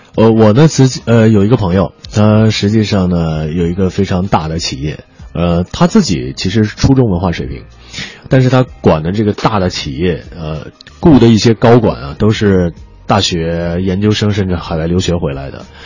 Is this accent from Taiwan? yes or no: no; Beijing, China; accent: Beijing dialect; 我们北京话叫葛骰啊